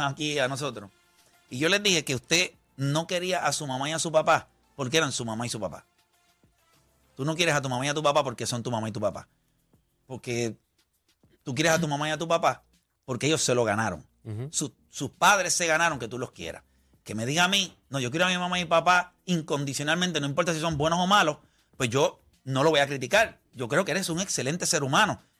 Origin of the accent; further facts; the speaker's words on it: Las Piedras, Puerto Rico; Yo puedo sentirme súper orgulloso de donde yo nací. Yo nací en Las Piedras. Yo tengo un montón de amistades en Las Piedras